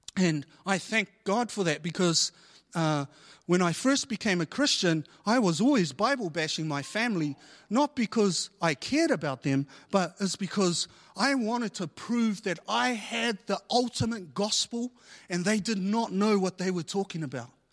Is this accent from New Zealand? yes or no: yes; New Zealand; I was born here in New Zealand and a lot of my family, they were born overseas.